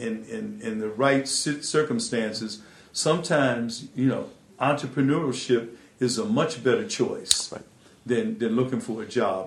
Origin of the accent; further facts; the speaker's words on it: Atlantic City, New Jersey, United States; I had worked in the clothing industry growing up in Atlantic City